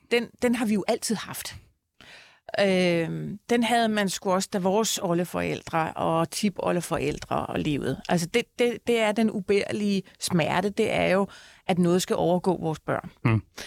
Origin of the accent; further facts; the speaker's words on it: Copenhagen, Capital Region of Denmark, Denmark; jeg husker bare fra min barndom, jeg er fra Tingbjerg, der ligger jo hele øh, øh, mosen og volden ligger rundt om.